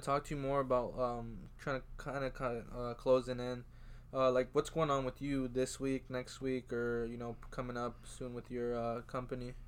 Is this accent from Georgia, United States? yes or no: yes; Georgia, United States; moved away; I'm from Georgia